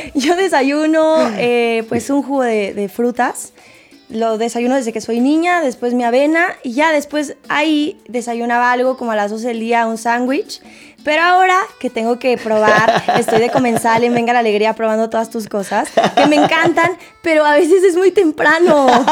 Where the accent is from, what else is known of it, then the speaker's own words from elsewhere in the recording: Mexico City, Mexico; also born or lived in Puebla; Yo soy de la Ciudad de México, pero hay una confusión efectivamente porque en muchos ah. lados dicen que soy de Puebla, pero yo estudié en Puebla, no es que sea de Puebla